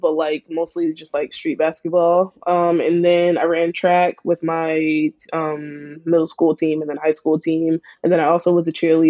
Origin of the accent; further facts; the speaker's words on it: Philadelphia, Pennsylvania, United States; I'm from Philly. From Philly. Born and raised.